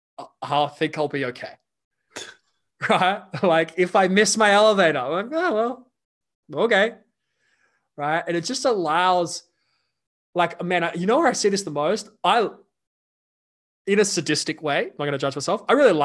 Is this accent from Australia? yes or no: yes; Australia; we grew up in Australia.